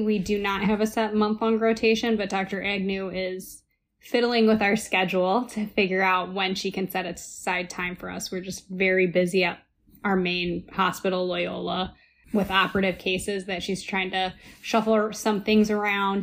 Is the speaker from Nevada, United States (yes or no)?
no; Ohio, United States; moved away as an adult; now in Chicago, United States; I'm originally from Ohio, which is definitely a Midwest friendly state